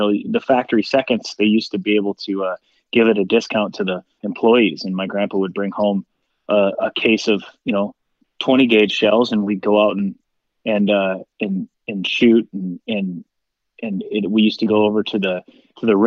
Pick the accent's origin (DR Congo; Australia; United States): United States; Anoka, Minnesota; moved away; also born or lived in Nashville; I grew up in Anoka and just north of Anoka in a little town called Nowland.